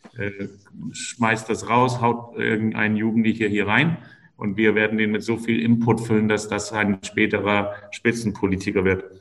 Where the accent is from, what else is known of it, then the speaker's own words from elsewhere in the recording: Denmark; now in Rostock, Germany; ich bin Däne